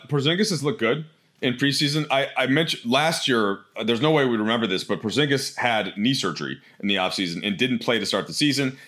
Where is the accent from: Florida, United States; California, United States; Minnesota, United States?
Minnesota, United States; I am from Minnesota